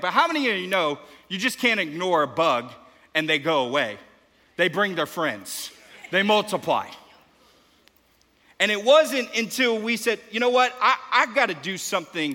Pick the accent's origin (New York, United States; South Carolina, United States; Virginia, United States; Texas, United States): Texas, United States; Houston; now in Dallas, United States; I'm from Houston